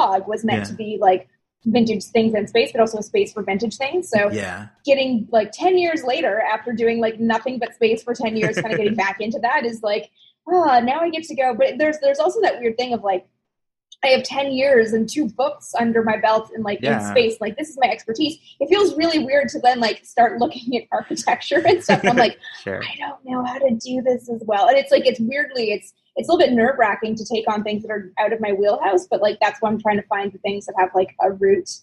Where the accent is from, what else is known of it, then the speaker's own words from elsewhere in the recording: Canada; I'm from Canada